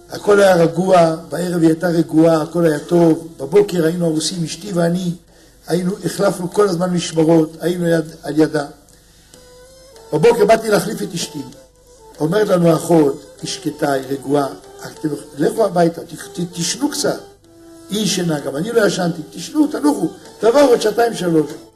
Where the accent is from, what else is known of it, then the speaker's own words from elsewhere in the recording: Israel; אני בא מארץ של זחוק, של פלאפל